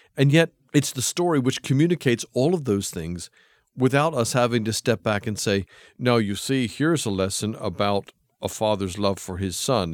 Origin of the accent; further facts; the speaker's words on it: United States; moved away as an adult; also born or lived in England; I come back to my home country of America. I left when I was about twenty-five